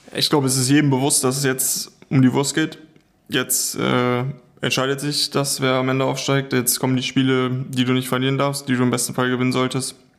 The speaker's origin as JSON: {"language": "German", "area": "the area around Schalke", "region": "North Rhine-Westphalia", "country": "Germany", "said": "ich komme ja aus der Ecke"}